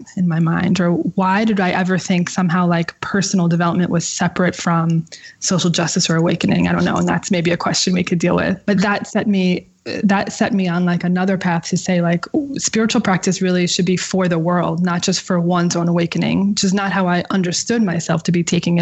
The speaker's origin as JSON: {"language": "English", "area": "outside of New York City", "region": "New Jersey", "country": "United States", "tie": "born or raised there", "said": "Growing up outside of New York City in New Jersey, with a single mom"}